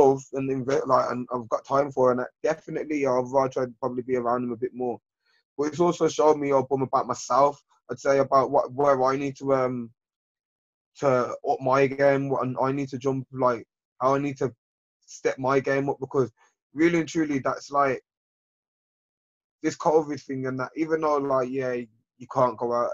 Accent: Birmingham, West Midlands, United Kingdom; I grew up in Lascelles, Handsworth, these type of areas

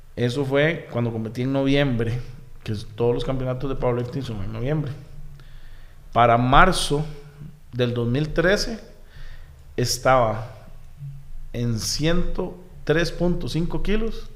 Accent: Desamparados, San José, Costa Rica; also born or lived in Barrio Córdoba, San José; yo nací en Barrio Córdoba, okay. porque por Quesadorán, por Plaza Víquez. Sí. Eh, posteriormente, después nos fuimos a ir a San Juan de Dios de Desamparados

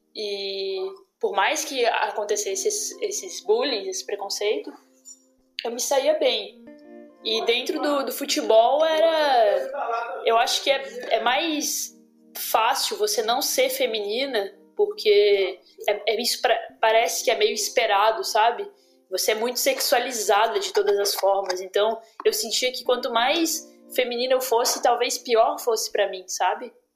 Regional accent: Brazil; moved away; eu sou brasileira

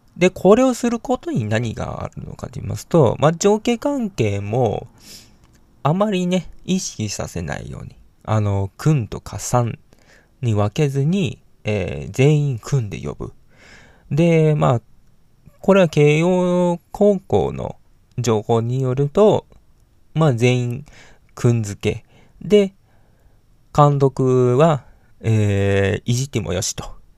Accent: Hiroshima, Japan; 私はね、広島生まれの広島育ちなんですけども

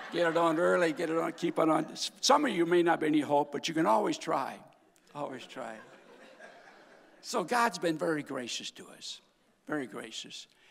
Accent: North Dakota, United States; moved away as an adult; also born or lived in Iowa / Kansas; I was born and raised in North Dakota, my daddy's church

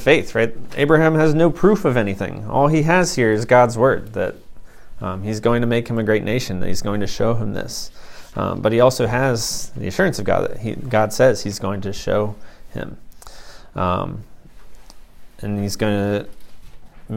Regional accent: Ohio, United States; I'm from Ohio

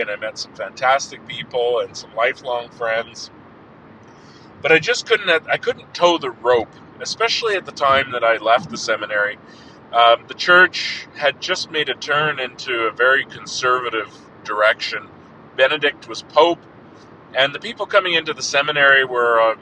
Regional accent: Lethbridge, Alberta, Canada; moved back to my hometown of Lethbridge, what I consider my hometown of Lethbridge

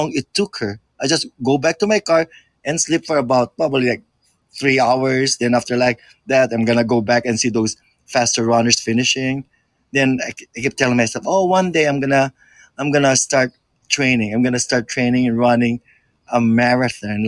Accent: Philippines; moved away; I grew up in the Philippines.

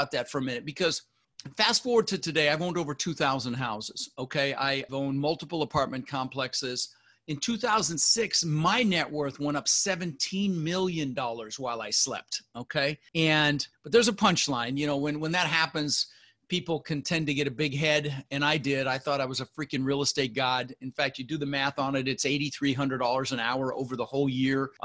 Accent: Denver, Colorado, United States; also born or lived in Netherlands; We ended up in Denver where we lived for the next 30 years

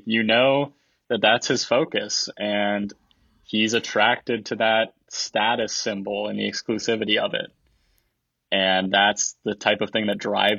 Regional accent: Ohio, United States; we're all from Ohio.

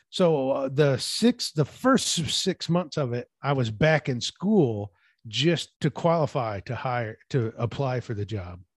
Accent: Peoria, Illinois, United States; moved away as an adult; now in Washington, United States; my hometown of Peoria

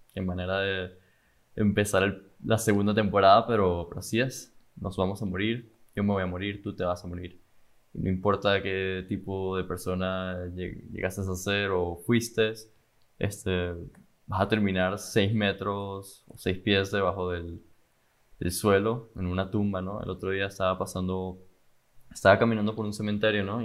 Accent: Caracas, Capital District, Venezuela; now in Miami, United States; vengo de Venezuela, Caracas, Venezuela y, y vivo en Miami

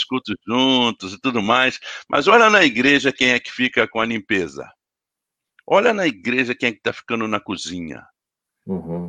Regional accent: Teresópolis, Rio de Janeiro, Brazil; lá em Teresópolis, na cidade onde eu cresci

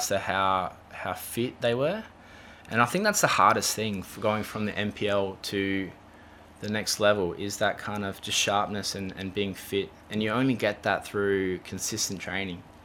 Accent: Adelaide, South Australia, Australia; we grew up in Golden Grove, Windvale.

